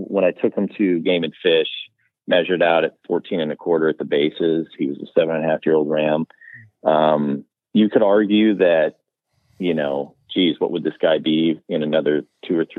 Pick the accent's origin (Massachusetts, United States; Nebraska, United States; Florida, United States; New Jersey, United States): Nebraska, United States; western; now in Connecticut, United States; growing up in West Nebraska